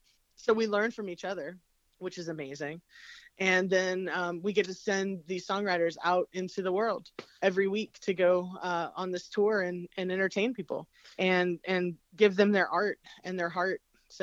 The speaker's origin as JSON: {"language": "English", "region": "Appalachia", "country": "United States", "tie": "born or raised there", "said": "I come from my family growing up in the Appalachian Mountains. You know, it's very bluegrass based, very roots music, old time music."}